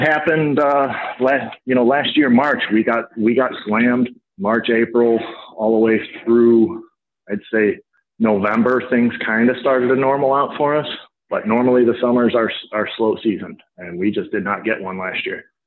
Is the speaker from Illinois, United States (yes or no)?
yes; Lake Forest, Illinois, United States; I grew up in Lake Forest. I moved here when I was a little kid and went to Deer Path and Lake Forest High School